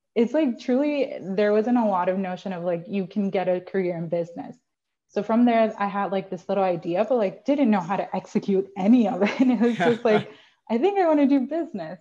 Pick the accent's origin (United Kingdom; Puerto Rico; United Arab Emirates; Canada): Puerto Rico; I am from Puerto Rico. I am from a tiny, tiny town in the west side of Puerto Rico called Maya